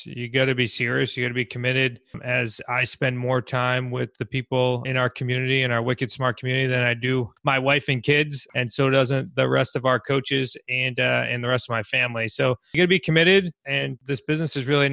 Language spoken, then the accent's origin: English; New England, United States; As we are from New England